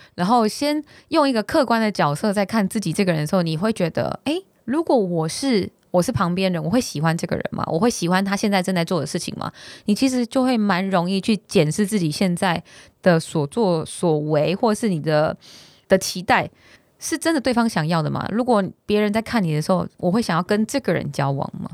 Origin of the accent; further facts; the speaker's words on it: Taiwan; 我自己是台湾人的思维